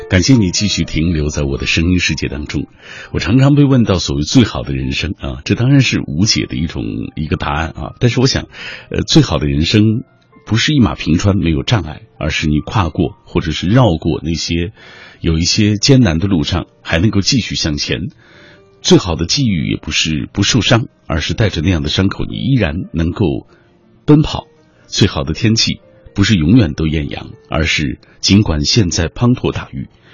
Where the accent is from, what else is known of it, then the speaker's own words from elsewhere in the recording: China; 我们大陆这边